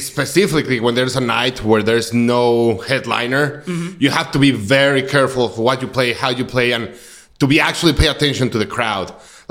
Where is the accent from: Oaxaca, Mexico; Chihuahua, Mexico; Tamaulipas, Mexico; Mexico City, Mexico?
Mexico City, Mexico; moved away as an adult; also born or lived in Rolla, Missouri; now in Kansas City, United States; I'm actually from Mexico City. I was born in Mexico City 31 years ago, almost 32 years ago. Then I moved to Rolla, Missouri to go to college